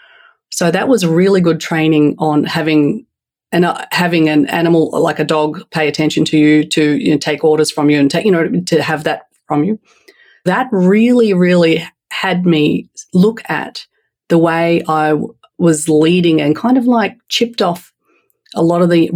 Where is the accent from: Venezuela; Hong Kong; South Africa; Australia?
Australia; accent: Australian; moved away as an adult; also born or lived in Turkey; now in United States; By my accent, I'll let you know first and foremost, I'm raised in Australia